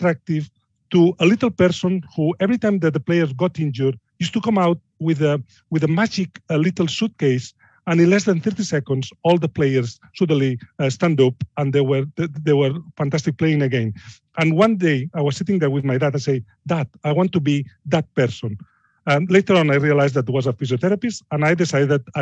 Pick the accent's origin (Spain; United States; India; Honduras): Spain; Barcelona, Catalonia; English is a second language; moved away as an adult; now in Yorkshire, United Kingdom; I'm from Barcelona